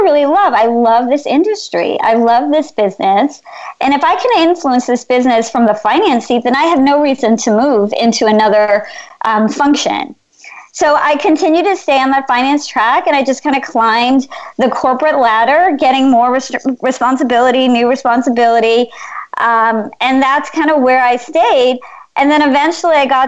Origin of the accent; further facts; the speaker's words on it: United States; I'm Indian. My parents migrated here from India in the 1960s. I was born in this country